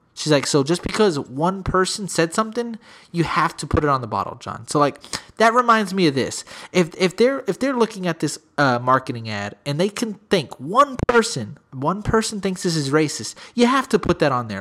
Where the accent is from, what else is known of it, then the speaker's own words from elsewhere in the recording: San Antonio, Texas, United States; I'm from the Sp, uh, from San Antonio.